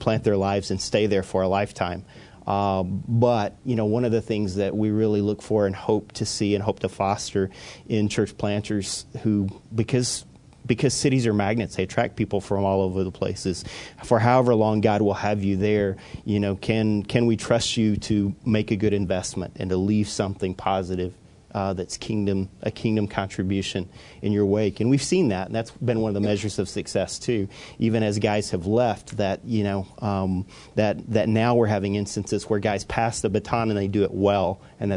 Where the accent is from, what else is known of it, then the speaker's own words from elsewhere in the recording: Oklahoma, United States; moved away as an adult; also born or lived in Northeast United States; now in Northeast, United States; I was born in Oklahoma and spent half my life there